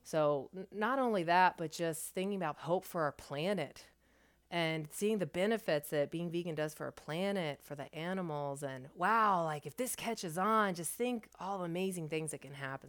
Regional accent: thirty minutes east of Columbus, Ohio, United States; now in Columbus, United States; in my hometown where I was actually born, it's about thirty minutes east of Columbus

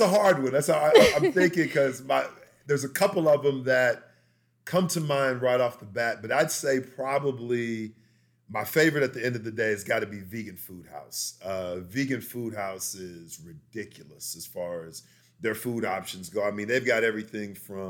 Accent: Victoria, Texas, United States; now in Dallas-Fort Worth, United States; I'm originally from South Texas, grew up in Victoria, which is down near the coast. So I was there for a majority of my life, and then moved up here to the Dallas-Fort Worth area

